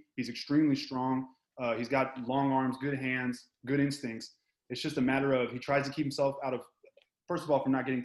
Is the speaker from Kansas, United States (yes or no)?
no; Houston, Texas, United States; I'm from Houston.